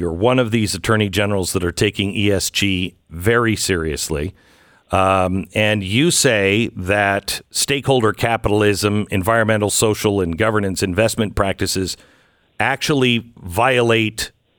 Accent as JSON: {"language": "English", "town": "Seattle", "region": "Washington", "country": "United States", "said": "And I said, I'm from Seattle. I'm from the West Coast."}